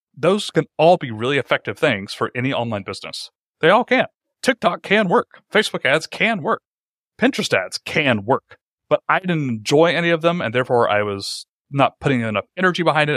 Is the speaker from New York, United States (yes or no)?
no; Atlanta, Georgia, United States; moved away as an adult; I found a job at a local startup in my hometown. I live in Atlanta.